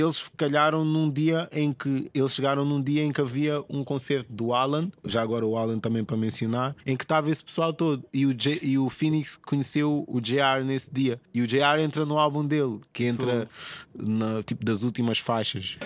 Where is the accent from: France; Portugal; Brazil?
Portugal; eu sou português